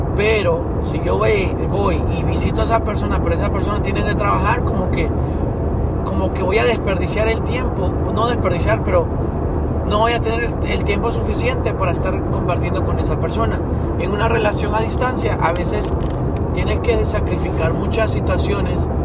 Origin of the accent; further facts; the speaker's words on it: Tegucigalpa, Francisco Morazán, Honduras; yo que me crié en Tegucigalpa, que es una ciudad que es en el, centro de, esta, de, Honduras